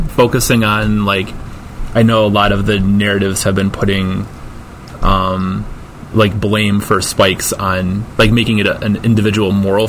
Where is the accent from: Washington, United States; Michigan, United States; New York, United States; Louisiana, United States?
Michigan, United States; outside of Detroit, Southeast; moved away; I grew up in Southeast Michigan, outside of Detroit.